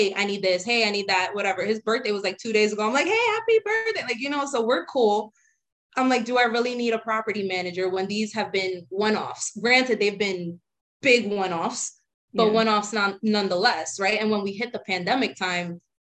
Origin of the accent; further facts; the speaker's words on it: New York City, New York, United States; I grew up in the Bronx